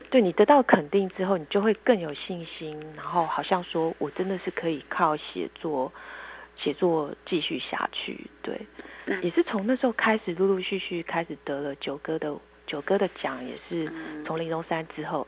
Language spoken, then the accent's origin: Chinese; Yilan County, Taiwan; also born or lived in Taipei; 因为我是宜兰长大的孩子，所以我也希望自己的孩子可以在宜兰长大